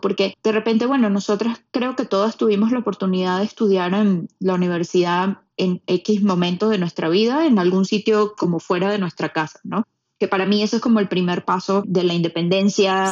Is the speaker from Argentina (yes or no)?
no; Puerto Ordaz, Bolívar, Venezuela; moved away as an adult; Yo soy de Puerto Ordaz, Venezuela, y yo tengo una conexión especial con el río, por ejemplo, porque crecí rodeada de ríos